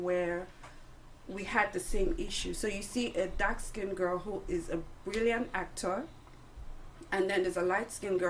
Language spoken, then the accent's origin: English; Nigeria; Find them, I'm from Nigeria.